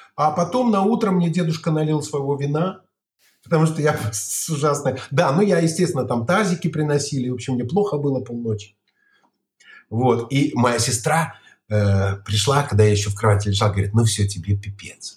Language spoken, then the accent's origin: Russian; Barysaw, Minsk Region, Belarus; also born or lived in Kopyl; я из Борисова, у меня баба, мама из Кополя